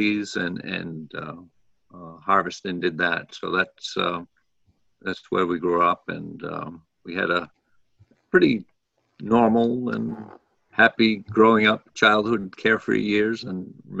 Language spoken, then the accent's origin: English; Passamaquoddy Tribe at Pleasant Point, Maine, United States; Passamaquoddy Tribe at Pleasant Point